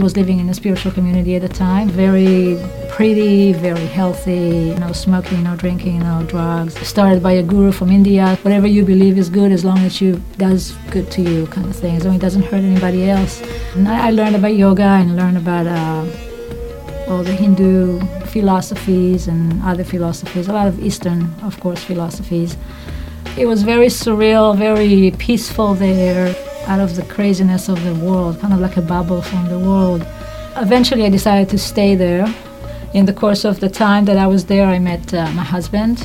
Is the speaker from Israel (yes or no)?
yes; Israel; moved away as an adult; I grew up in Israel, secular family